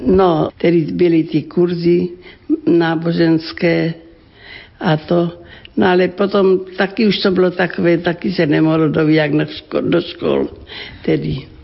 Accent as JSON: {"language": "Czech", "town": "Ratíškovice", "region": "South Moravian Region", "country": "Czechia", "tie": "born or raised there", "said": "Pocházím z rodiny křesťanské, velmi živá farnost. To byla obec Ratiškovice na Slovácku, okres Hodonín"}